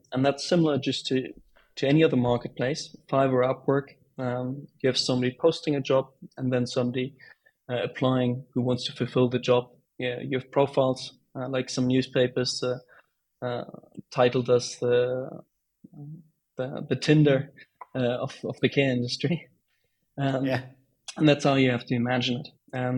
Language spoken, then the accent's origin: English; Bonn, North Rhine-Westphalia, Germany; moved away; I was back at home, my hometown Bonn